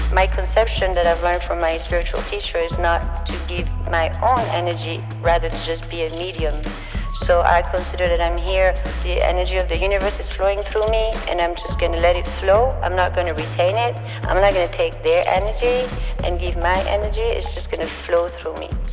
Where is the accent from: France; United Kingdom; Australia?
France; English is a second language; moved away; I was born and raised in France. That's why my English is gonna be a little funny.